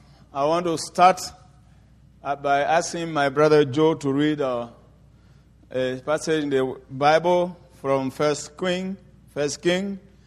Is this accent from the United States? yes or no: no; Côte d’Ivoire; first language French; English is a second language; I am from Ivory Coast. We speak French there. And please forgive me for my English somehow twisted.